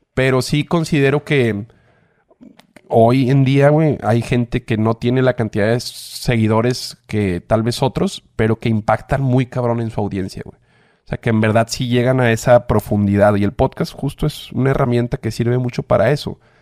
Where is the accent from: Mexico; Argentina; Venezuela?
Mexico; Monterrey, Nuevo León; yo soy regio